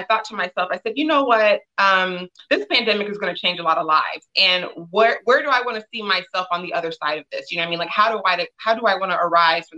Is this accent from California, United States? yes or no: yes; Los Angeles, California, United States; I am from Los Angeles, California, born and raised in Windsor Hills